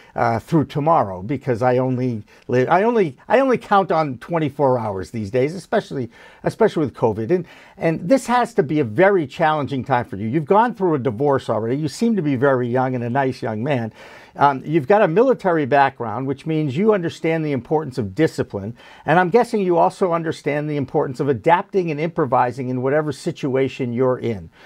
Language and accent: English; East Coast, United States; I am from the East Coast